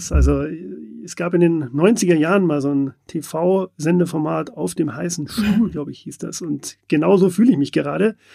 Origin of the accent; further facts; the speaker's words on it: Munich, Bavaria, Germany; Man hört es nicht, aber ich bin Münchner, bin hier im Münchner Head Office auch ansässig